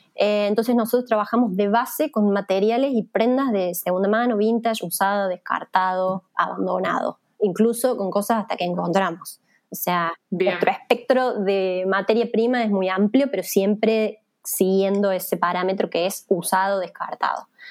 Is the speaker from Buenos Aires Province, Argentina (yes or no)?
no; Villa María, Córdoba, Argentina; moved away; yo soy de Villa María, que es una ciudad chica de Córdoba, originalmente